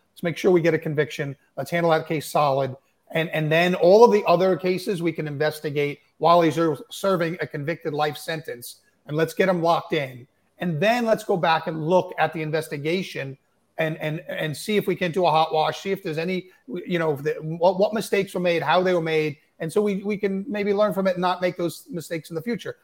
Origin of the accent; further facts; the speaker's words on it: Suffolk County, Long Island, New York, United States; I grew up in Suffolk County, and you know, I grew up in the in the '60s and '70s in Suffolk County